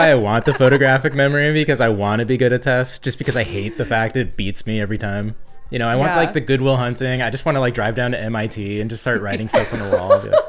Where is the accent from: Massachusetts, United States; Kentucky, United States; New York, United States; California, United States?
California, United States; Southern; moved away as an adult; now in New Hampshire, United States; Well, the bad part is I grew up in Southern California, so it's like I should know Spanish.